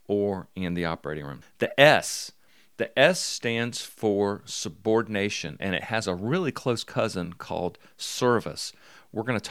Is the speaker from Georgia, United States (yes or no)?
no; Mobile, Alabama, United States